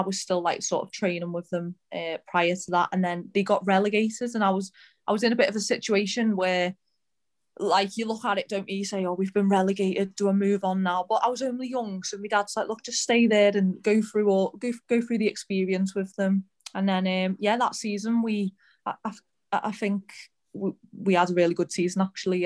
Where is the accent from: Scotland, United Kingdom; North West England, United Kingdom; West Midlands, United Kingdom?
North West England, United Kingdom; Birkenhead; moved away as an adult; now in Leicester, United Kingdom; I'm from Birkenhead